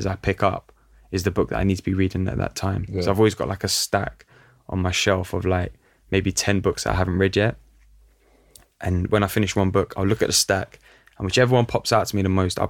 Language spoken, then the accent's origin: English; London, United Kingdom; looking at the culture that I grew up in North London, like Italian community in North London